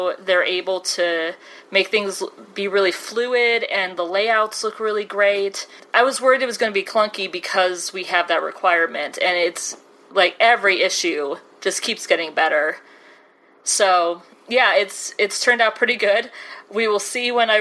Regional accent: Chicago, Illinois, United States; my hometown of Chicago

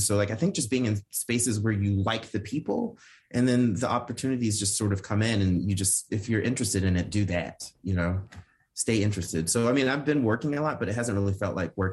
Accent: North Carolina, United States; also born or lived in Ipswich, England; I'm from North Carolina

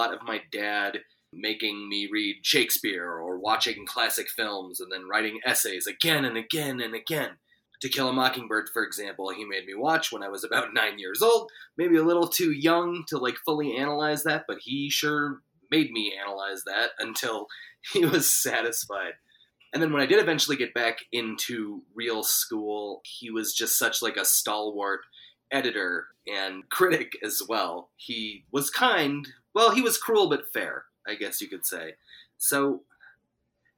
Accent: Santa Fe, New Mexico, United States; born or raised there; also born or lived in Los Angeles, California

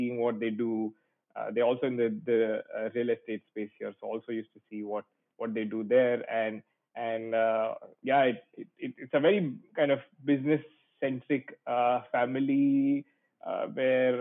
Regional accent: Mumbai, Maharashtra, India; I have always been a Mumbai boy, born and brought up and grew up here in Mumbai.

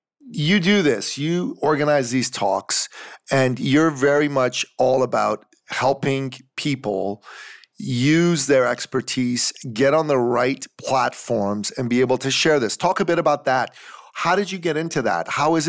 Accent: Iran; now in United States; So like me, you're an immigrant. I come from Iran.

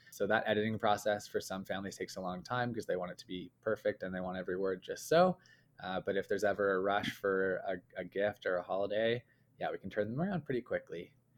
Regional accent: Calgary, Alberta, Canada; we grew up in Calgary, uh, in Canada here

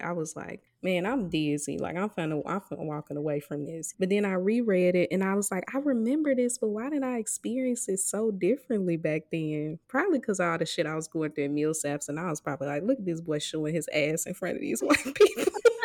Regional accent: Mississippi, United States; moved away; a lot of us who, uh, were raised in Mississippi, we grew up in towns

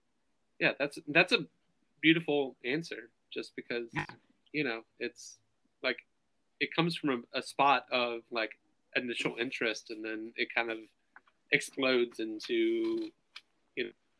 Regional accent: the South, United States; I'm from the South

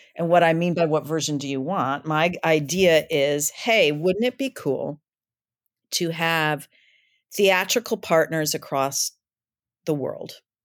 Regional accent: Michigan, United States; now in Brooklyn, United States; I'm from Michigan, and I, um, I live in Brooklyn

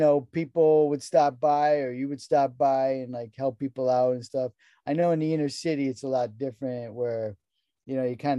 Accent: Connecticut, United States; I grew up in Connecticut in a rural environment

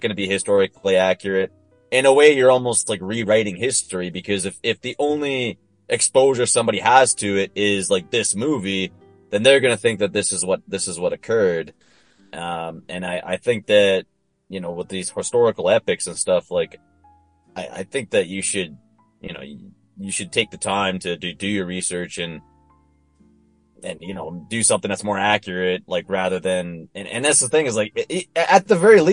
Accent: France; first language French; English is a second language; I am French. Like, it was my first language

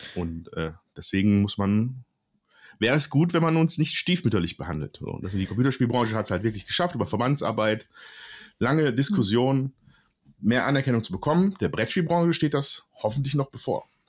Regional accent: Oberhausen, North Rhine-Westphalia, Germany; ich komme aus Oberhausen, Ruhrgebiet

